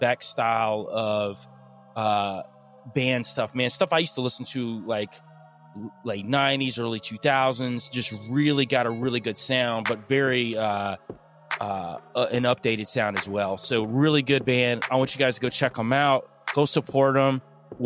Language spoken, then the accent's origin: English; Young Harris, Georgia, United States; moved away; I don't live there anymore, but I'm originally from the Young Harris area. I used to live on the side of a mountain.